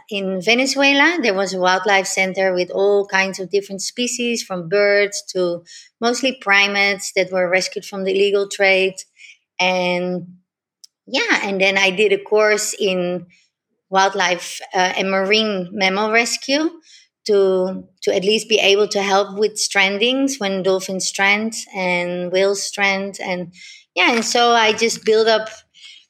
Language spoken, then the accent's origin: English; Netherlands; moved away as an adult; also born or lived in Yaoundé, Cameroon; now in Indonesia; I was born in Africa, in Cameroon. I grew up in the Netherlands